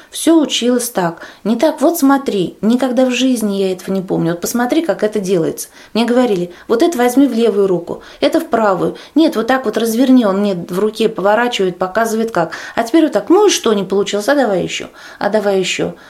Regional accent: Kovrov, Vladimir Oblast, Russia; Я из Владимирской области, город Ковров

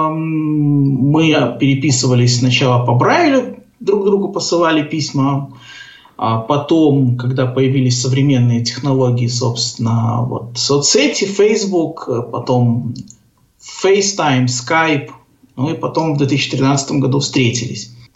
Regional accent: Gomel, Gomel Region, Belarus; born there; also born or lived in Grodno; Я родился в Белоруссии, в городе Гомеле учился в Гродненской школе-интернате для слепых и слабовидящих детей

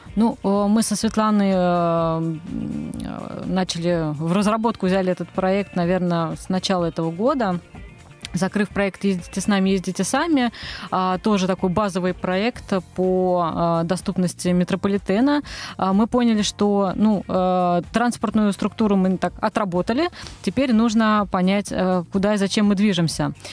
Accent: Moscow, Russia; Я росла в Москве, здесь родилась, здесь выросла

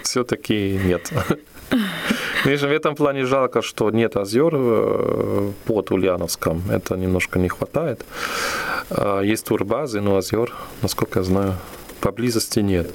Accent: Aachen, North Rhine-Westphalia, Germany; Russian is a second language; moved away as an adult; now in Ulyanovsk, Russia; я вырос в Германии на, на самом западе, в городе Ахен, который находится на границе с Бельгией и с Голландией

